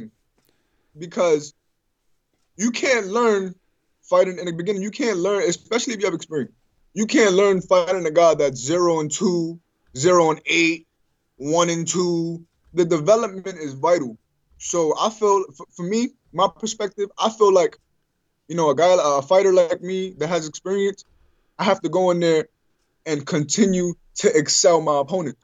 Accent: New York, United States; I'm from New York

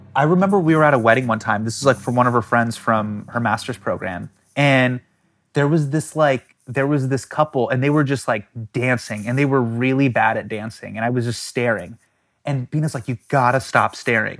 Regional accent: United States; I'm American and I grew up in the States

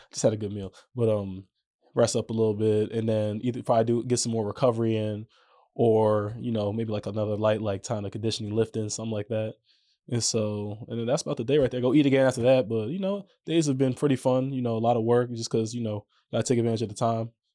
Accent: New York, United States; moved away as an adult; now in Orlando, United States; growing up there, man, it, it was dope

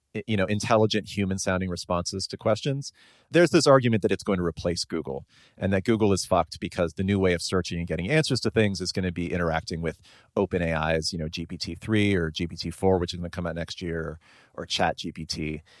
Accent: Bay Area, California, United States; someone growing up in the Bay Area

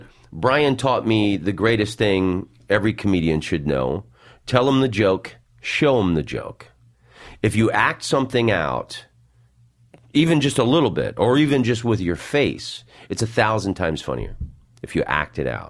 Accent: Washington, District of Columbia, United States; moved away; also born or lived in Florida; I was born in Washington, D C.

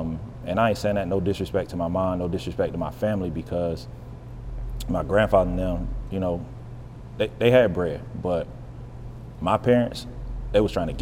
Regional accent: Western North Carolina, United States; now in Charlotte, United States; I'm not originally from Charlotte. Charlotte's home. It's a couple hours from where I'm from. I'm from the country, bro. I'm from Western North Carolina. Small town

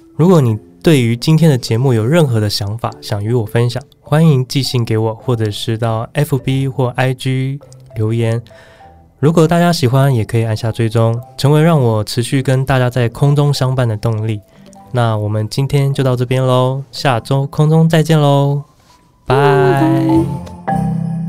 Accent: Taiwan; 我们就说我们来自台湾嘛

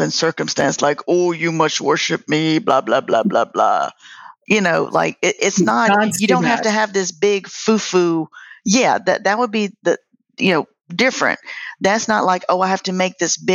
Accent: United States; accent: country; my country ass accent

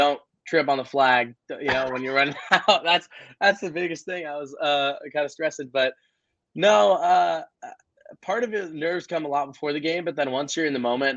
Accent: Arizona, United States; moved away as an adult; But I came from Arizona, so I like there's no snow there

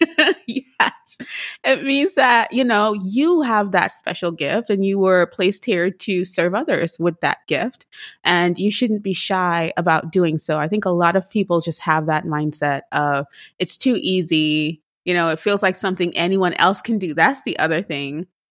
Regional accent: Trinidad & Tobago; moved away; I am from Trinidad and Tobago.

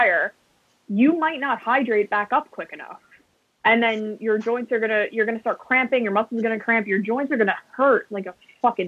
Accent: New York, United States; as a New Yorker

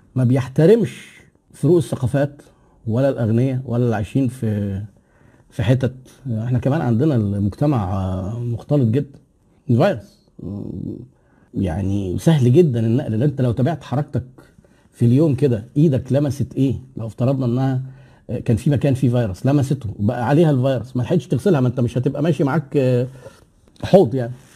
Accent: Egypt; احنا عندنا في مصر

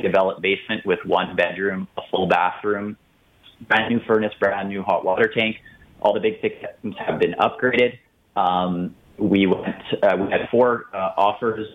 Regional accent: Calgary, Alberta, Canada; I'm born and raised in Calgary

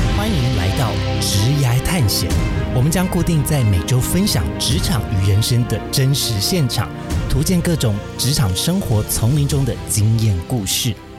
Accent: Taiwan; 我跟 Joe 呢是在台湾长大。土生土长土生，土生土长

